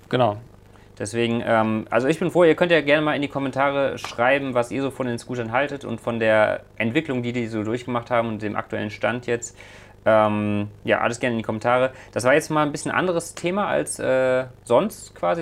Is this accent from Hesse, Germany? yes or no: no; Leverkusen, North Rhine-Westphalia, Germany; hier in Leverkusen, äh, da weiß ich, äh, da wo ich aufgewachsen bin